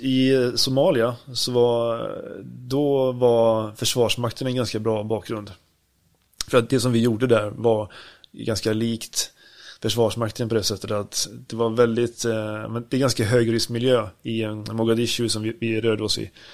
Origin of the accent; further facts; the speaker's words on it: Sweden; hemma i Sverige